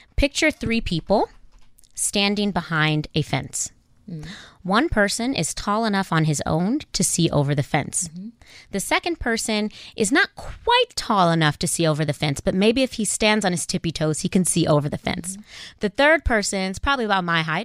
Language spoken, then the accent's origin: English; Inglewood, California, United States; moved away as an adult; also born or lived in South Africa; I grew up in Inglewood in South Central California